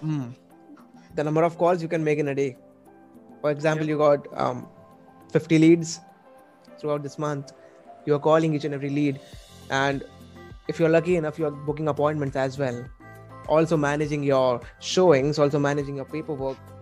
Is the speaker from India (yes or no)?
yes; Mumbai, Maharashtra, India; I'm from India, from Mumbai the financial capital